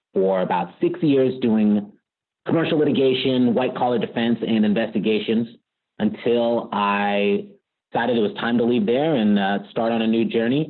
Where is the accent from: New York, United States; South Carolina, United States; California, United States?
California, United States; Richmond; also born or lived in Virginia; I grew up in the Bay Area in Richmond, California